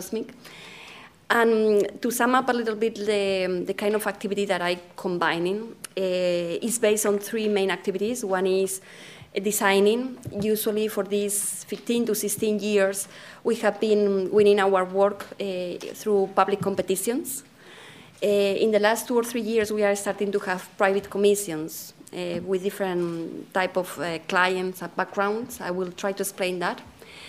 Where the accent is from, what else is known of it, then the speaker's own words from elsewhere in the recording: Spain; accent: Spanish; English is a second language; now in London, United Kingdom; My Spanish accent is coming with me everywhere I go